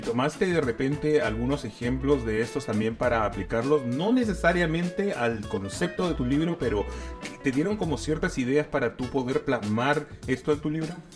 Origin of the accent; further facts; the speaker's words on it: Lima, Peru; moved away as an adult; now in Santiago, Chile; yo soy peruano, yo viví en Lima 25 años de mi vida